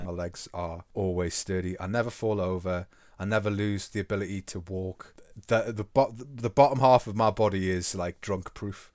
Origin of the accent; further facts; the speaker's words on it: England, United Kingdom; to be English